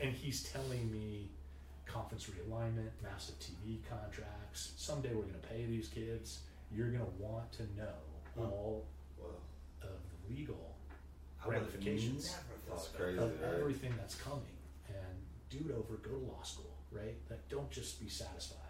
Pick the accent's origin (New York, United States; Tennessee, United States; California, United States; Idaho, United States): California, United States; Pasadena; moved away as an adult; also born or lived in Seattle, Washington; I'm from Pasadena, California